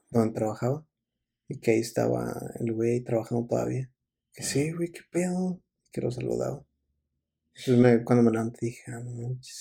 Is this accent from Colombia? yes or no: no; Mexico; me acuerdo que fui como típico mexicano, fui